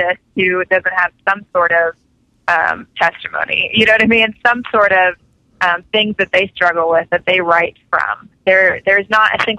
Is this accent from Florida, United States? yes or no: yes; Melbourne, Florida, United States; moved away; My hometown is Melbourne, Florida. It's a very small town on the east coast of Florida, right by Cape Canaveral, where the space shuttle used to go off. So that's where I used to live